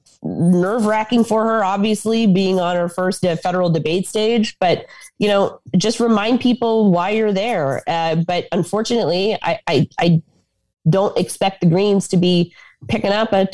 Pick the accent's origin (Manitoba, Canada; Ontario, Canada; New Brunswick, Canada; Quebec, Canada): Quebec, Canada; Granby; as somebody who grew up in Granby